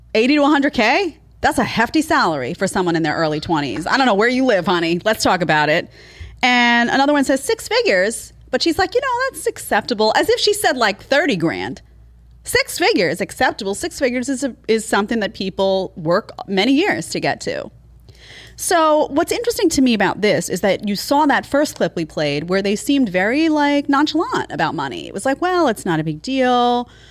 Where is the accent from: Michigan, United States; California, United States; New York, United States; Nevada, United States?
New York, United States; growing up in New York